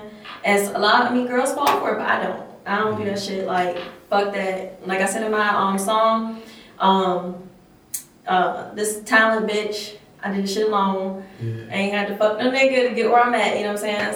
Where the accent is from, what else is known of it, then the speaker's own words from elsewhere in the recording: Chesterfield County, Virginia, United States; also born or lived in Richmond, Virginia; I grew up in Chesterfield, the county